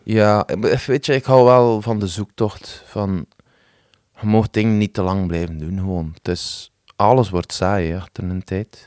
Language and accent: Dutch; West Flanders, Belgium; als West-Vlaming